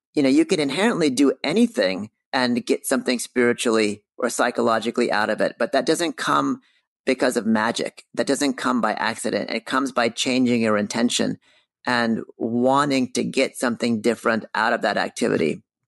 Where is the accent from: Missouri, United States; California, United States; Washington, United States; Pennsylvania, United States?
California, United States; moved away as an adult; also born or lived in New York City; when I grew up in California, I very much grew up in the industry